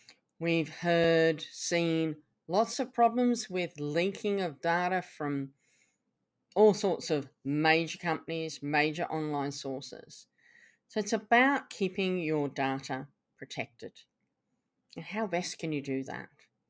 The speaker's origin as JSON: {"language": "English", "region": "England", "country": "United Kingdom", "tie": "born or raised there", "also_born_or_lived": "Canada", "lives_now": "Australia", "said": "I was brought up in England and Canada, and I now live in Australia"}